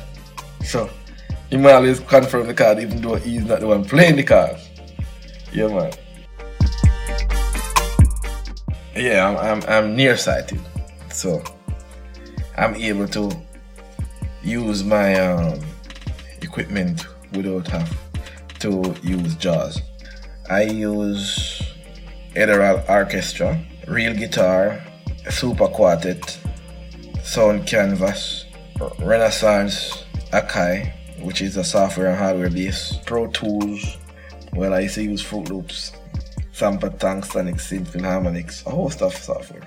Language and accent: English; Saint Elizabeth, Jamaica; also born or lived in Kingston; I was born in St. Elizabeth.